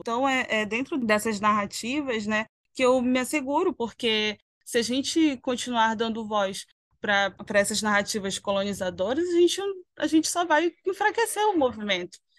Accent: Manaus, Amazonas, Brazil; os meus parentes eles se veem como manauaras, porque nós somos daqui, nós nascemos nesse território

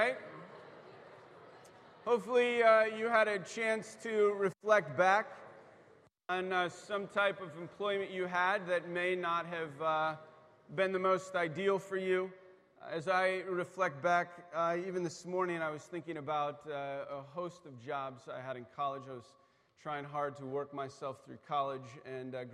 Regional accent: East Coast, United States; I grew up on the East Coast

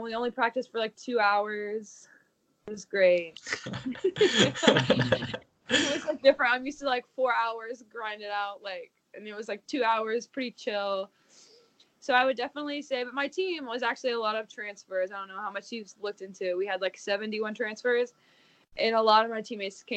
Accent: Kentucky, United States; I'm from Kentucky

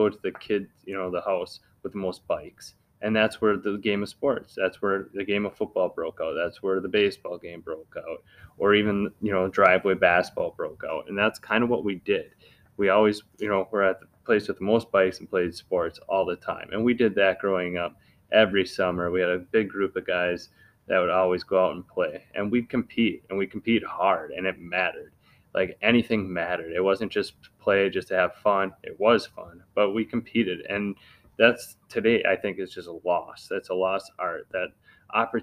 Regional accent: Wisconsin, United States; I'm from Wisconsin. I'm all about Wisconsin

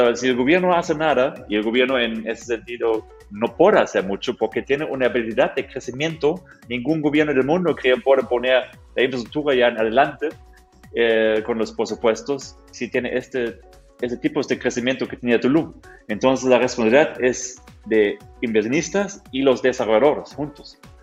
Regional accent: Germany; Spanish is a second language; now in Mexico; Yo soy un, mexicano de corazón, pero de origen Alemania

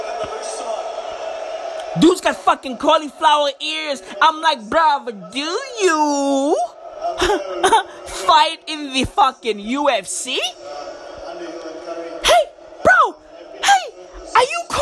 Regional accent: South Africa; me as a South African kid

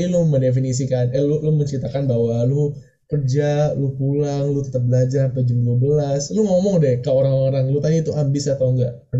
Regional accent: Indonesia; tapi kalau misalnya gue ya gue sebagai orang Indo gitu ya

